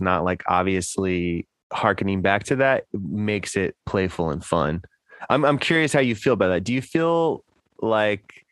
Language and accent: English; Houston, Texas, United States; growing up in Houston in the, you know, late 90s, early 2000s